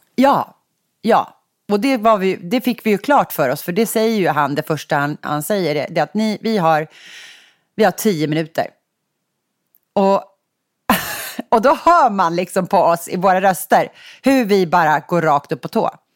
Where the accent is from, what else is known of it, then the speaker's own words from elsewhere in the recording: Sigtuna, Stockholm County, Sweden; now in Stockholm, Sweden; Sigtuna, vi är barndomskompisar